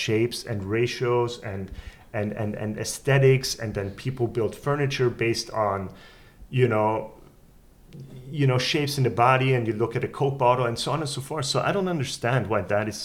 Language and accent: English; Vienna, Austria; I grew up in Vienna